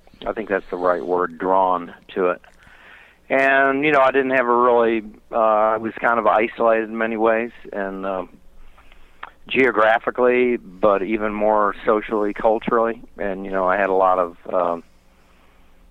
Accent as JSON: {"language": "English", "town": "Charleston", "region": "West Virginia", "country": "United States", "tie": "born or raised there", "moved": "yes", "lives_now": "North Carolina, United States", "said": "I grew up in central West Virginia around the Canoa Valley. The city there is Charleston, West Virginia"}